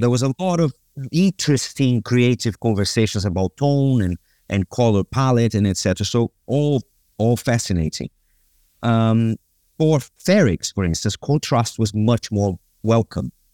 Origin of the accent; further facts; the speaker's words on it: Brazil; moved away as an adult; also born or lived in London; I grew up in Brazil